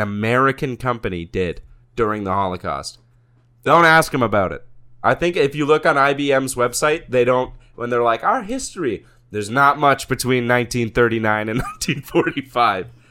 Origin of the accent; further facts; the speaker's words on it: Canada; as a Canadian